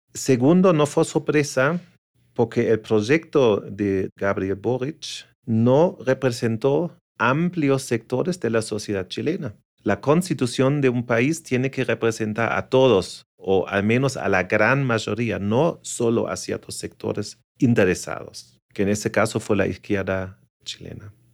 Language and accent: Spanish; Germany; moved away; also born or lived in Asia; soy eh, alemán y europeo.